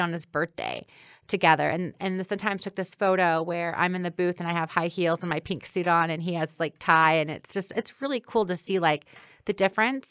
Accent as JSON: {"language": "English", "town": "Granite City", "region": "Illinois", "country": "United States", "tie": "born or raised there", "lives_now": "Chicago, United States", "said": "growing up in Granite City"}